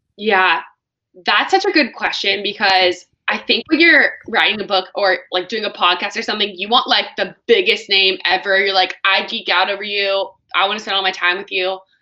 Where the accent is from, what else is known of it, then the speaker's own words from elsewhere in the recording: California, United States; California, my home my home state